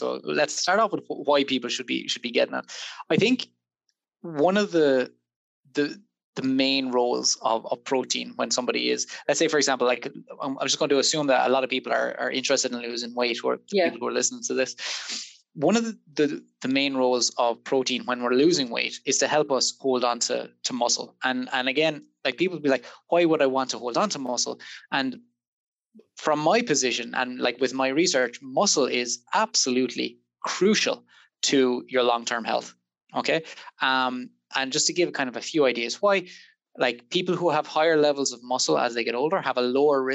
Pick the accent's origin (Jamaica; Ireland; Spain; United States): Ireland; Waterford, Munster; moved away as an adult; now in Liverpool, United Kingdom; in case the accent didn't give it away, I'm not from Liverpool originally. I'm from Waterford